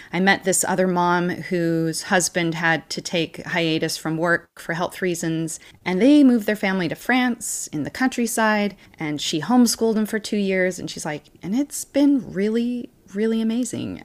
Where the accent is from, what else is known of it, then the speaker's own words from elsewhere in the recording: Puyallup, Washington, United States; moved away as an adult; also born or lived in Missouri / Utah; I was born on an Army base in Missouri, and I was raised in Washington State.